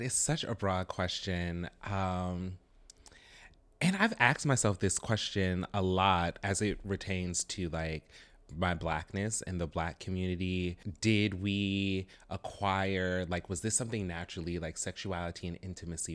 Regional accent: the South, United States; I'm from the South, like, born and raised in the South

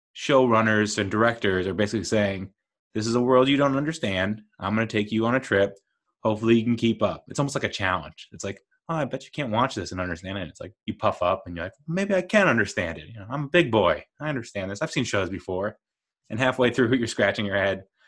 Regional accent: United States

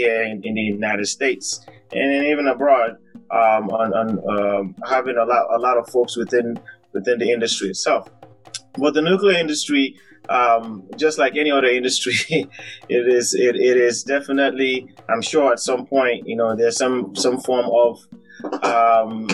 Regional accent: Sierra Leone; I am from Sierra Leone

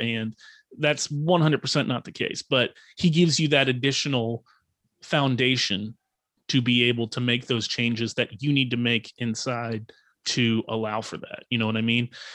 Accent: Fredericksburg, Virginia, United States; now in Outer Banks, North Carolina, United States; I am from Northern Virginia, um, a town called Fredericksburg, Virginia. And, but I currently reside on the Outer Banks of North Carolina

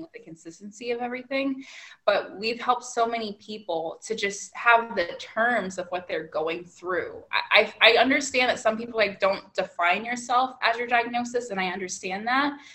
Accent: Northern California, United States; now in Southern California, United States; I grew up in Northern California.

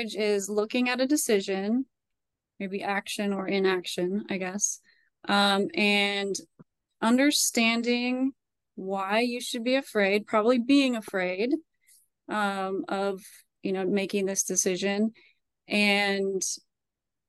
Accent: Idaho, United States; now in Reston, United States; I'm from Idaho, but I have lived in Reston, Virginia for 20 some years.

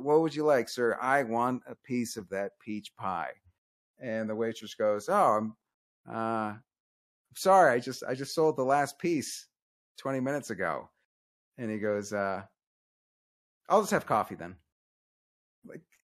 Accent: Arizona, United States; growing up in Arizona

